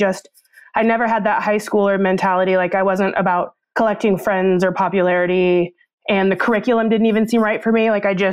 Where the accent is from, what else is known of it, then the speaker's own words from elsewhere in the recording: about 40 minutes south of Seattle, Washington, United States; I grew up only about 20 minutes from where I currently live.